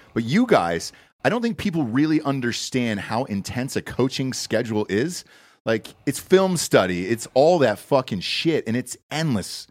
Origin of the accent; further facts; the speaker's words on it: Georgia, United States; moved away as an adult; also born or lived in Ohio; now in Texas, United States; I grew up in Georgia, uh, and then, you know, college in Ohio